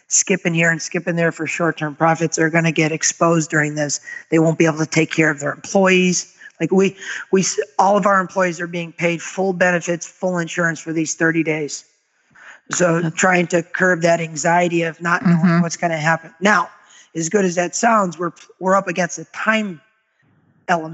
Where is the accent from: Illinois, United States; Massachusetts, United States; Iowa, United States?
Massachusetts, United States; Agawam; moved away as an adult; now in Naples, United States; we're originally from Western Massachusetts, a town called Agawam. So we relocated in 2002 to Naples, Florida